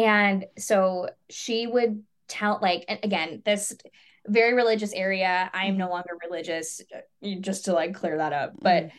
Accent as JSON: {"language": "English", "town": "Palos Heights", "region": "Illinois", "country": "United States", "tie": "born or raised there", "said": "Well, so like the South Burbs, so right the border of my so Palis Heights, if you're familiar."}